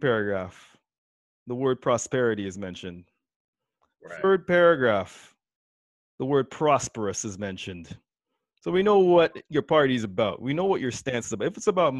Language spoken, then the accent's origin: English; Trinidad & Tobago; moved away; So I grew up in Trinidad